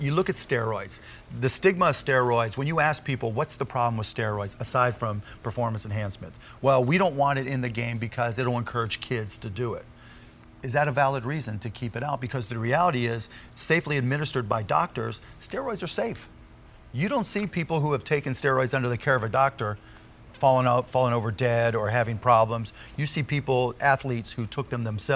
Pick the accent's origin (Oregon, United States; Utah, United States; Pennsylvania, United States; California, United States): Pennsylvania, United States; Pittsburgh; I grew up in Pittsburgh